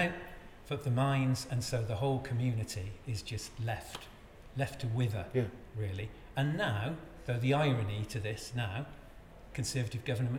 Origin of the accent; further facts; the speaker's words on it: Cardiff, Wales, United Kingdom; also born or lived in Swansea; I grew up in Cardiff in the 80s.